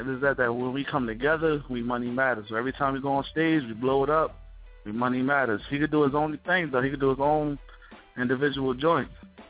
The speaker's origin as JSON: {"language": "English", "town": "Atlantic City", "region": "New Jersey", "country": "United States", "said": "I'm from Atlantic City, by the way, Langston, New Jersey."}